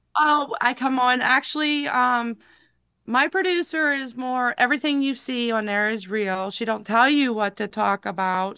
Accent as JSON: {"language": "English", "town": "Lewisburg", "region": "Pennsylvania", "country": "United States", "also_born_or_lived": "Williamsport, Pennsylvania", "said": "I'm from Lewisburg, Pennsylvania"}